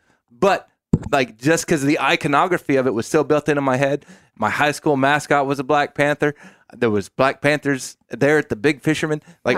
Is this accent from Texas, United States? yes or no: yes; Aransas Pass, Texas, United States; I'm from Aransas Pass, Texas.